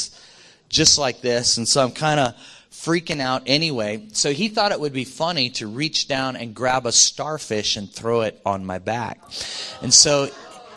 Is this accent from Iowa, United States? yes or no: yes; Iowa, United States; I grew up in Iowa, and so I grew up a long way from the ocean.